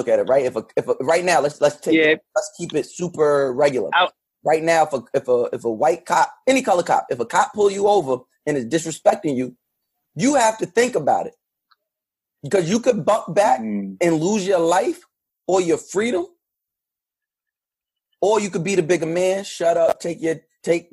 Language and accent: English; United States; being a black boy or child and growing up in America with the experience we have